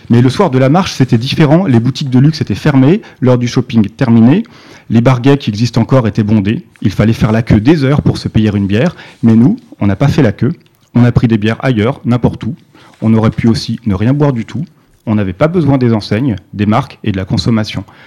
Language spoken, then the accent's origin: French; Yvelines, Île-de-France, France; also born or lived in Eastern Paris; now in Paris, France; J'ai grandi dans les Yvelines, dans un quartier tranquille où on m'a jamais insulté